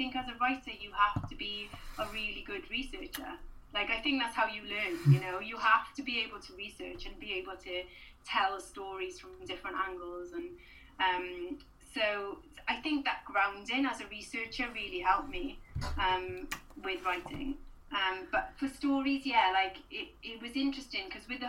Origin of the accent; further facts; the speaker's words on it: Swansea, Wales, United Kingdom; I was from Swansea